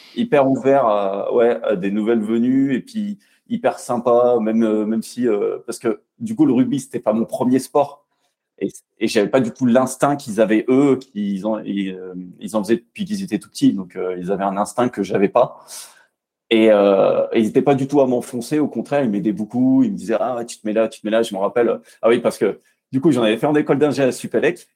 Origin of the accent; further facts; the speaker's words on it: Bourg-la-Reine, Île-de-France, France; moved away as an adult; now in Montpellier, France; j'ai grandi en région parisienne, à Bourg-la-Reine très exactement